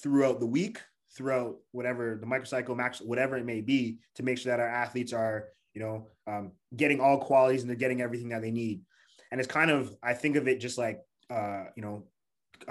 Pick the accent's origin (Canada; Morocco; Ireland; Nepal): Canada; Toronto, Ontario; also born or lived in Montreal; I'm from Toronto, Canada.